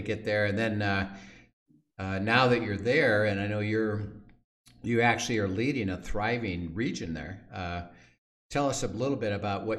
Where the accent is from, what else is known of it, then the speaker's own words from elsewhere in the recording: Valparaiso, Indiana, United States; I grew up in Valparaiso, Indiana.